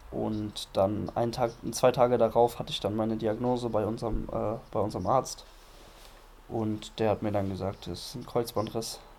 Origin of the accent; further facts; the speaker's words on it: Düsseldorf, North Rhine-Westphalia, Germany; nach Düsseldorf fahre, in meine Heimatstadt